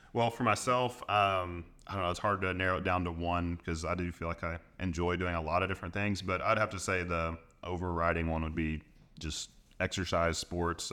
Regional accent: Arkansas, United States; I'm here from Arkansas, so I love the Razorbacks

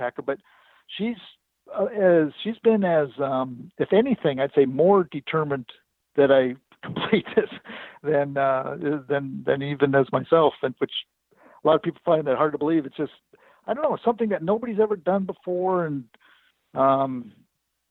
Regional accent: Washington, United States; I'm from Washington State

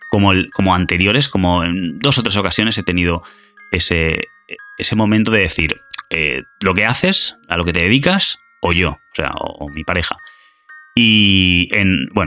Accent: Argentina; soy de Argentina.

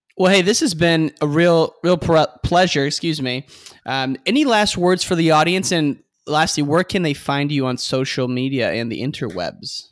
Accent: about three miles from Iowa, Midwest, United States; I grew up about three miles from Iowa.

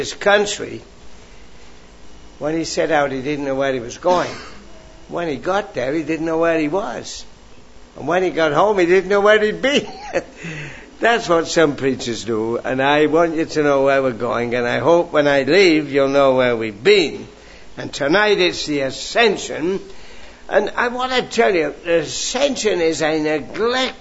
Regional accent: England, United Kingdom; I grew up in England

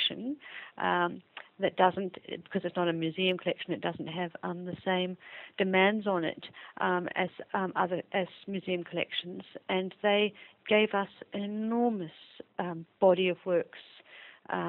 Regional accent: Melbourne, Victoria, Australia; also born or lived in England / Sussex / Leeds; I was born in England, but I'm to Australian parents, and I grew up in Melbourne.

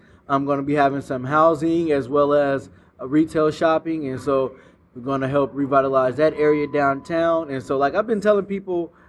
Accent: Richmond, California, United States; also born or lived in Pittsburg, California; So I'm most definitely a Richmond native. I was born at Brookside Hospital before they changed the name to Doctors and closed the doors. I was raised in the Iron Triangle, but when I was growing up, we called it Central.

